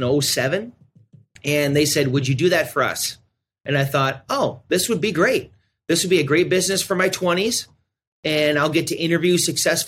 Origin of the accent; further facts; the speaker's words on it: South Dakota, United States; I'm born and raised in South Dakota. I'm a South Dakota boy, probably always will be.